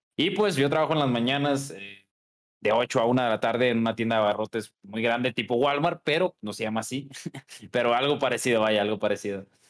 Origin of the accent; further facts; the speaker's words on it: Guadalajara, Jalisco, Mexico; nací en Guadalajara, aquí en, aquí en mi, mi ranchita